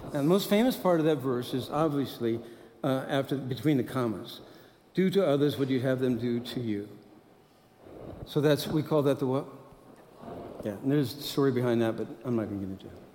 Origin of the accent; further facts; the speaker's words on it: Midwest, United States; I'm from the Midwest. So I like to be Midwest nice.